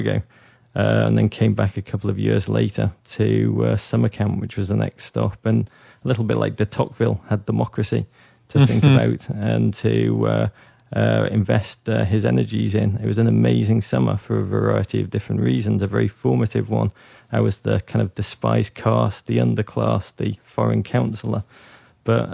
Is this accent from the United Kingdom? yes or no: yes; Liverpool, North West England, United Kingdom; moved away; I'm from Liverpool, England, which is a remarkable place to come of age